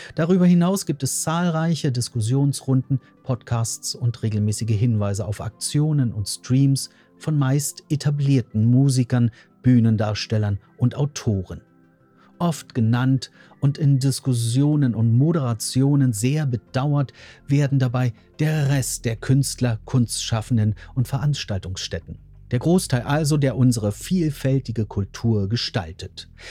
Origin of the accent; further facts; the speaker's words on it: Germany; bei uns in Deutschland